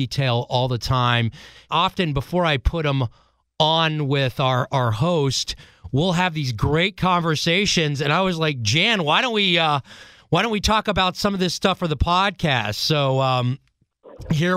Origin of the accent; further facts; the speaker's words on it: United States; I grew up in the Youngstown, Pittsburgh, Cleveland area